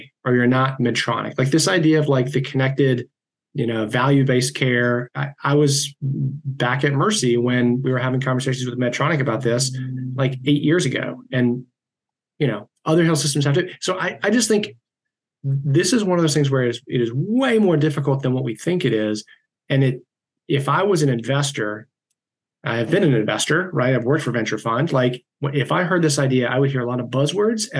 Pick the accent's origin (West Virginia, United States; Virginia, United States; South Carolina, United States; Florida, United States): South Carolina, United States; moved away; my hometown back in South Carolina